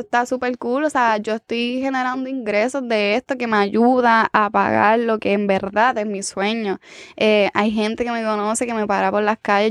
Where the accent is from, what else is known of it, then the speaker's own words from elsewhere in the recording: San Sebastián, Puerto Rico; soy de San Sebastián